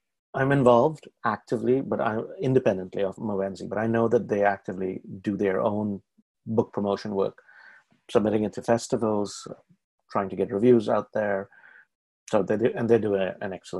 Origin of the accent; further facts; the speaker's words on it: India; moved away as an adult; now in Canada; As an Indian writer, who comes from India